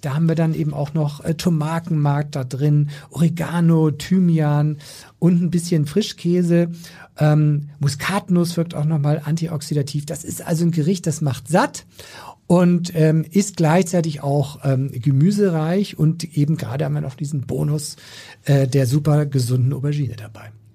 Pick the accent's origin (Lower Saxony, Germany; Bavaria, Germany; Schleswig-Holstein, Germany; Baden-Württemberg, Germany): Schleswig-Holstein, Germany; ich komme ja so aus Schleswig-Holstein